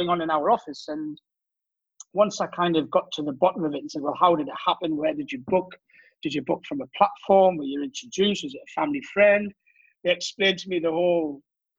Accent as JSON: {"language": "English", "town": "Durham", "region": "North East England", "country": "United Kingdom", "accent": "Geordie", "moved": "as an adult", "lives_now": "Cannes, France", "said": "I'm originally from Durham, the north of England."}